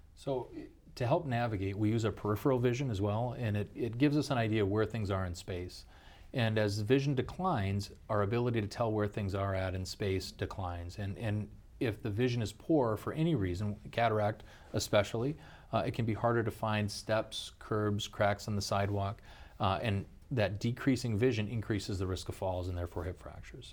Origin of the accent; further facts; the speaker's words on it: Pierre, South Dakota, United States; also born and raised in South Dakota. Uh, grew up in Pure